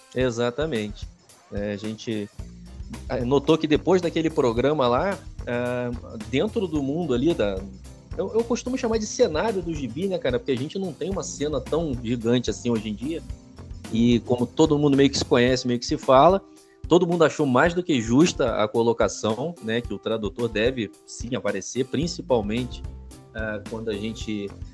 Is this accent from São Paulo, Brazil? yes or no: no; Rio de Janeiro, Brazil; moved away as an adult; now in Caxias do Sul, Brazil; eu sou carioca, né, cara? Eu sou nascido no Rio de Janeiro e estou morando aqui em Caxias do Sul desde 2019